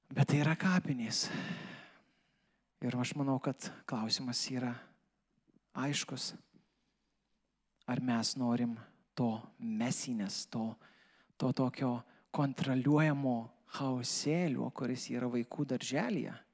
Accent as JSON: {"language": "Lithuanian", "country": "Lithuania", "said": "mes kaip lietuviai"}